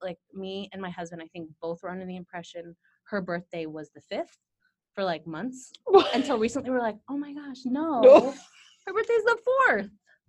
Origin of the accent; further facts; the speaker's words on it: San Bruno, California, United States; now in San Francisco, United States; I grew up in San Bruno.